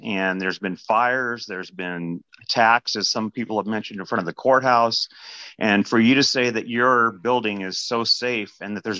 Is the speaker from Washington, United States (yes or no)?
yes; Seattle, Washington, United States; now in Kirkland, United States; I grew up in Seattle. I've been in Kirkland for 25 years. I've watched Seattle deteriorate into a cesspool.